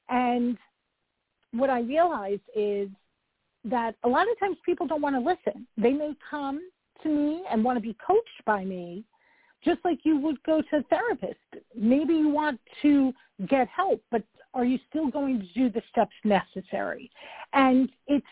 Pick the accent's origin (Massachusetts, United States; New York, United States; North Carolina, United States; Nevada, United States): New York, United States; I'm a New Yorker